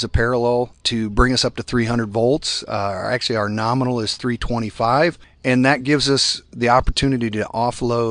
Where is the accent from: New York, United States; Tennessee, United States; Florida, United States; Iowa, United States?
Iowa, United States; I am from Iowa